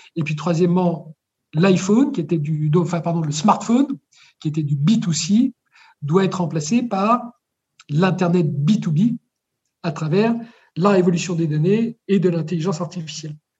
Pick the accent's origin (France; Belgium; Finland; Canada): France; quand je suis né en France